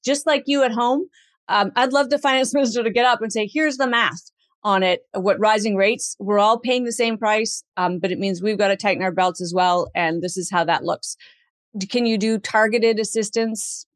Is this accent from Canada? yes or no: yes; Canada; as a Canadian